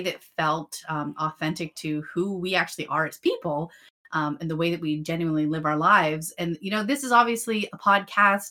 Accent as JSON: {"language": "English", "area": "between Erie and Pittsburgh", "region": "Pennsylvania", "country": "United States", "tie": "born or raised there", "said": "I'm from like between Erie and Pittsburgh"}